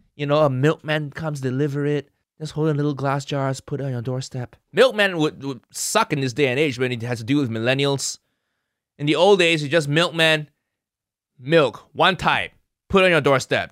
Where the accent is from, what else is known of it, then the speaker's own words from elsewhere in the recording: Kuala Lumpur, Malaysia; moved away as an adult; also born or lived in Chicago, United States; now in United Kingdom; I grew up in Malaysia, food heaven